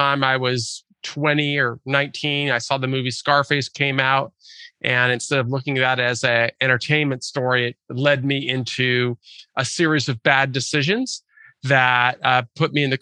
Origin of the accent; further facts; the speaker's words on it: Lake Forest Park, Washington, United States; I grew up in Lake Forest Park, which is a suburb of North Seattle